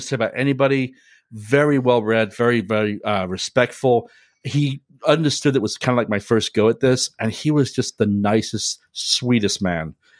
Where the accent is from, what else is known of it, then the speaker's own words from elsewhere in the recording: United Kingdom; now in United States; growing up in Great Britain and then when I moved to America